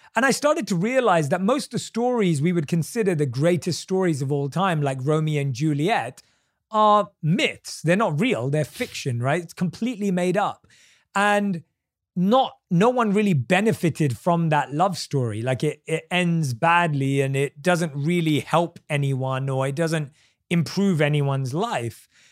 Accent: United Kingdom

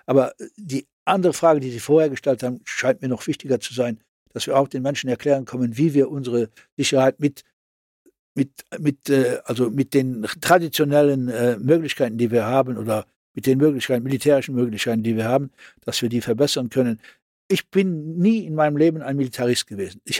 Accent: Luxembourg; als Luxemburger war, und dann als eh, Europäer.

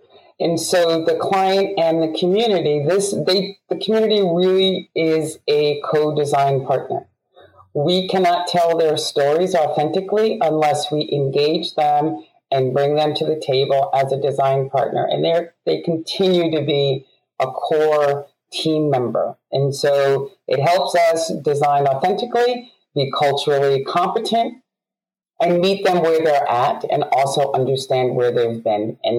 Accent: New York, United States; I, as a youth growing up in New York, recognized the disparity

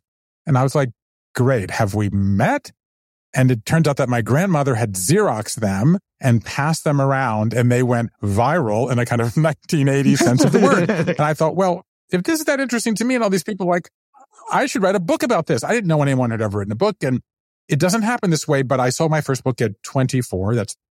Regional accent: Southern US, United States; But yet I grew up Jewish in the South. And so therefore I grew up apart from that.

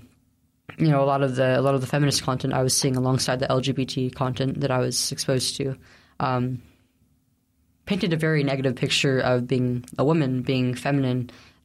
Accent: Central Valley, California, United States; I grew up in the Central Valley, California.

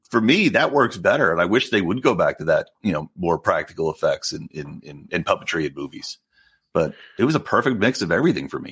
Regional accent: outside of Philly, Pennsylvania, United States; my area where I grew up outside of Philly

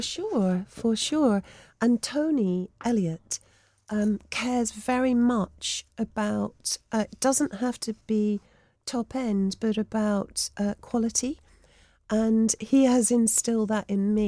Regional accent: Blackburn, North West England, United Kingdom; I was growing up in Blackburn, I was that girl

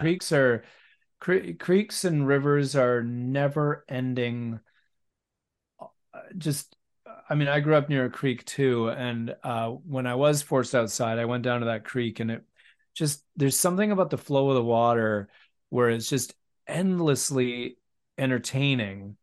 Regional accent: West Vancouver, British Columbia, Canada; the people that I grew up with in West

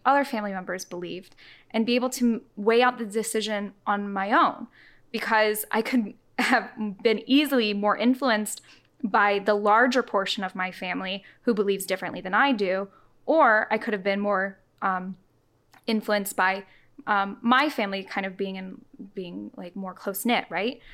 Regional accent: the South, United States; I grew up in the South.

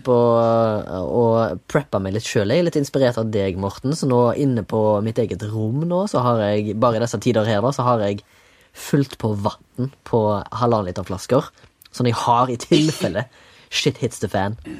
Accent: Haugesund, Rogaland, Norway; now in Oslo, Norway; fra Haugesund. Sitter på Majorstua

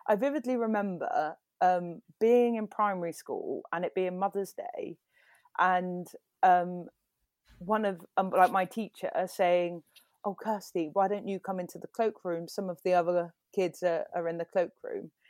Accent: Bexleyheath, London, United Kingdom; now in Bristol, United Kingdom; I'm from London, but really I'm from Bexley Heath

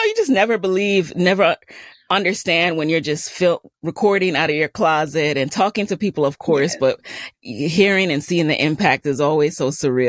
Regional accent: New York City, New York, United States; I grew up in the Bronx

